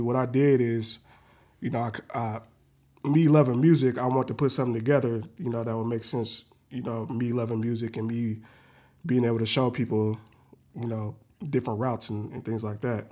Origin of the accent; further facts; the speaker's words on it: Renton, Washington, United States; also born or lived in Seattle; I was born and raised in, in Renton